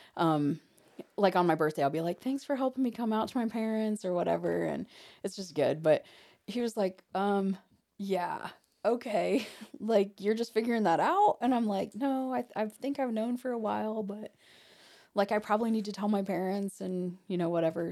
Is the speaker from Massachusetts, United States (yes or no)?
no; Hartford City, Indiana, United States; I'm from Hartford City